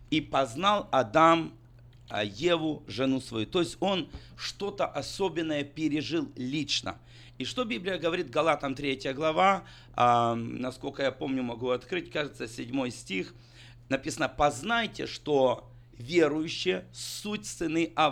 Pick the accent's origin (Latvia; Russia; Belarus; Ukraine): Ukraine; я лично нет, я чистый украинец.